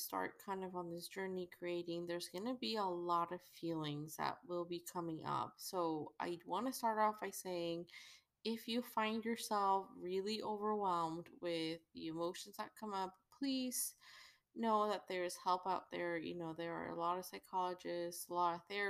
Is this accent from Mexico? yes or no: yes; Mexico; I'm from Mexico